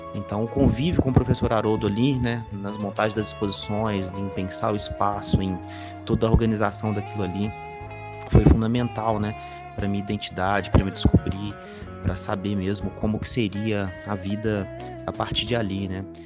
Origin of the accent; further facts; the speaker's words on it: Ouro Preto, Minas Gerais, Brazil; now in Belo Horizonte, Brazil; Nasci em Ouro Preto, moro hoje em Belo Horizonte